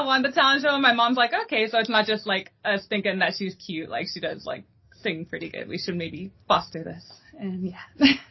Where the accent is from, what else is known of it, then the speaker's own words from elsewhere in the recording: El Paso, Texas, United States; now in Dallas, United States; I'm originally from El Paso, Texas. That is home